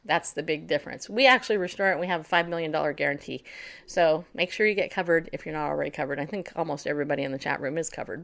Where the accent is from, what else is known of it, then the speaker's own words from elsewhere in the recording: Northeast, United States; I'm from the Southeast. No, Northeast.